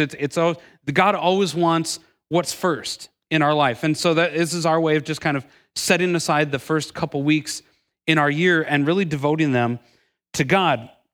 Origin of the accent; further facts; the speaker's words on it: Milwaukee, Wisconsin, United States; moved away as an adult; I'm originally from Milwaukee, Wisconsin, lived there my entire life until moving down here about ten years ago